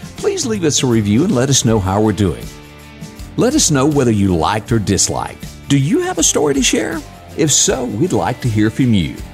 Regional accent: Deep South, United States; I'm from the deep South, but I'm an American

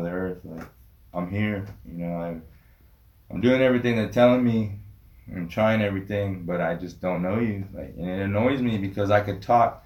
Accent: United States; growing up on the Rez, you know, I went through Catholic school

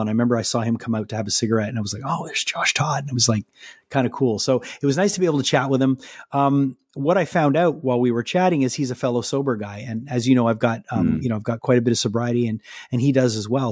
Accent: Canada; also born or lived in Montreal; being a Canadian

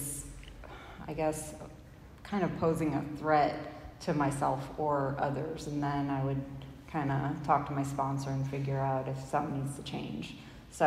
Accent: Chicago, Illinois, United States; I'm from Chicago, the city, Illinois

